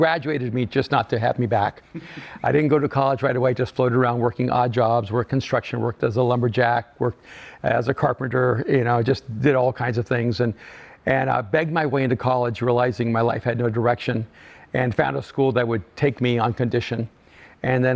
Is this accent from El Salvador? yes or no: yes; El Salvador; moved away; I'm an immigrant from El Salvador